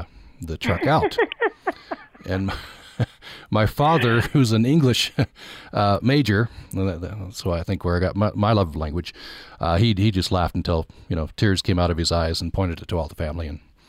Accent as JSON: {"language": "English", "town": "Vernal", "region": "Utah", "country": "United States", "tie": "born or raised there", "said": "people know I'm from Vernal"}